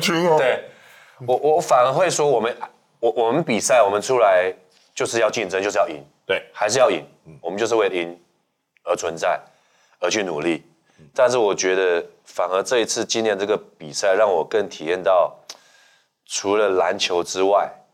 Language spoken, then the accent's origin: Chinese; Hsinchu, Taiwan; moved away; 我回到新竹